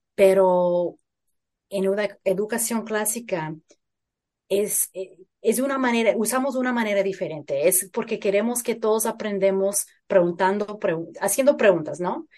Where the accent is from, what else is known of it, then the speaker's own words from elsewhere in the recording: Phoenix, Arizona, United States; Yo crecí en Phoenix, en Arizona